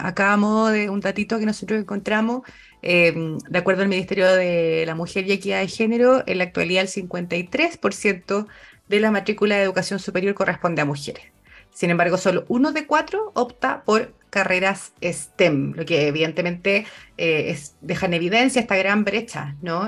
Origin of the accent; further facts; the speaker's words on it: Chile; como sociedad chilena